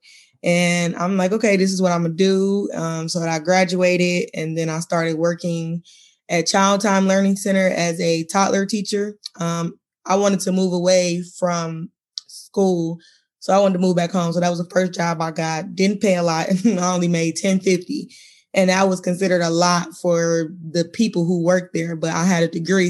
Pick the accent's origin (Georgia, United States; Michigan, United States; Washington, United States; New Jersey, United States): Michigan, United States; Detroit; I'm from Michigan, born and raised in Detroit